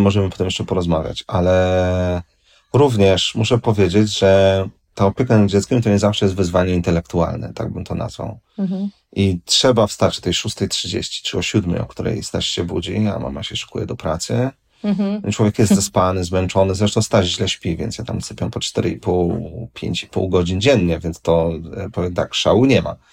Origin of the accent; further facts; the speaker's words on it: Warsaw, Masovian Voivodeship, Poland; jestem z Warszawy